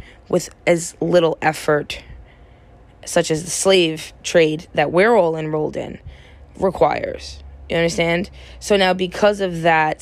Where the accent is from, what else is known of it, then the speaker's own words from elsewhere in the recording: United States; as an American citizen